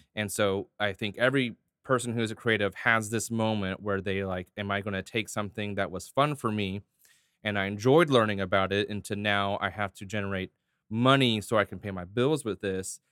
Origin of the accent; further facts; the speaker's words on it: Hurst, Texas, United States; I grew up in Hearst